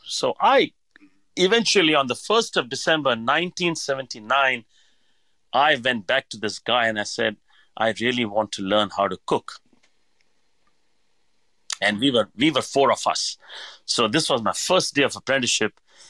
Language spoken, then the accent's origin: English; Hyderabad, Telangana, India; I mean, I come from Hyderabad where every dish had a name.